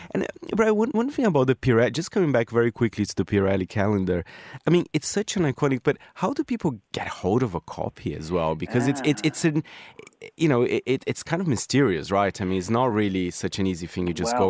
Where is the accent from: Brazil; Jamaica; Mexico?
Brazil; You know, I'm from Brazil, and you said you have a lot of fans over there.